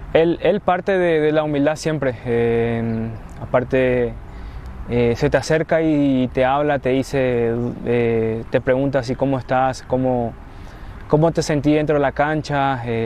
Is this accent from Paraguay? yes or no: yes; Paraguay; now in Mexico; paraguayos también hablamos mucho